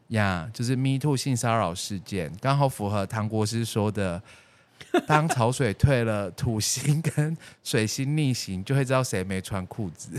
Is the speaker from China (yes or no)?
no; Taiwan; 我们台湾人